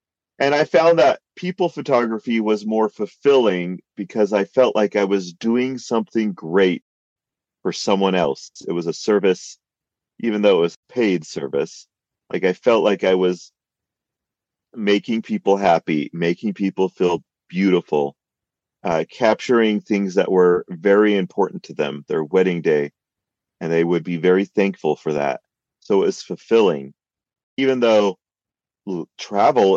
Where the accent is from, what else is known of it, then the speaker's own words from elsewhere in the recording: California, United States; moved away as an adult; now in Utah, United States; I grew up in California and went to school in Utah and stuck around here